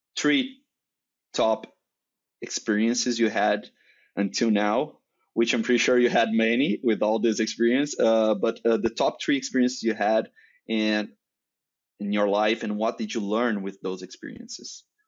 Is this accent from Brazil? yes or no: yes; Brazil; first language Portuguese; English is a second language; that's not my native language. I'm, uh, Brazilian, so I speak Portuguese